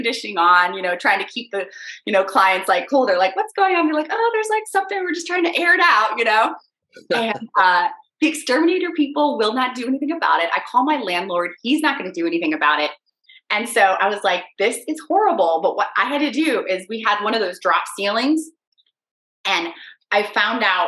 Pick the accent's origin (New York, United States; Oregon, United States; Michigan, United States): Michigan, United States; moved away as an adult; also born or lived in Washington, District of Columbia, United States / Alexandria, Virginia; now in Virginia, United States; I was raised in Michigan on a farm